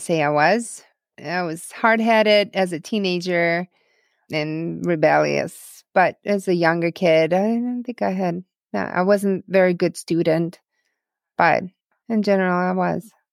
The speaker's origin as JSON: {"language": "English", "town": "Dnipro", "region": "Dnipropetrovsk Oblast", "country": "Ukraine", "tie": "born or raised there", "first_language": "Russian", "second_language": "English", "moved": "yes", "lives_now": "United States", "said": "I grew up on the, um, tenth floor of apartment building in the city called Dnipro, the third largest city in Ukraine"}